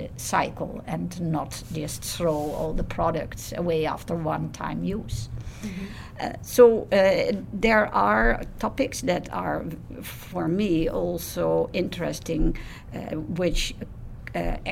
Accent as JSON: {"language": "English", "country": "Netherlands", "said": "I'm from the Netherlands."}